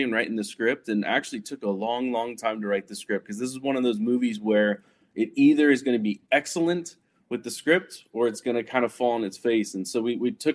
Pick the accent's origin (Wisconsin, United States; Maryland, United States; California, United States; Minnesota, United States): California, United States; Silicon Valley; I grew up in Silicon Valley.